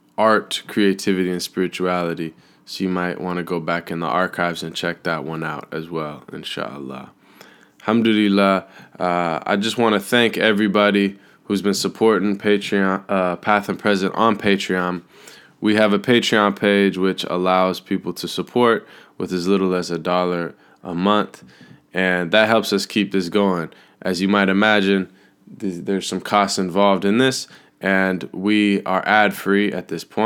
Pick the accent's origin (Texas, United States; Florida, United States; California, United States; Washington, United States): Washington, United States; Seattle; moved away; being back in Seattle, my hometown